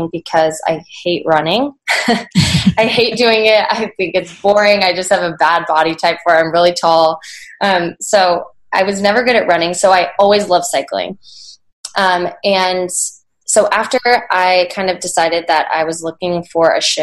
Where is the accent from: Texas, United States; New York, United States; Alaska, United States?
Alaska, United States; Anchorage; moved away as an adult; also born or lived in Washington State; now in Seattle, United States; I was born and raised in Anchorage, Alaska. I lived there until I left for college.